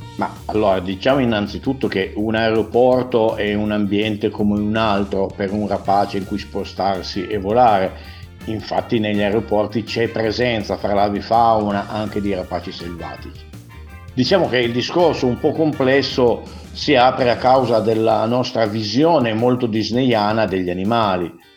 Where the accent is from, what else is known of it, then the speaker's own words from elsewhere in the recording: Piedmont, Italy; lo dico da piemontese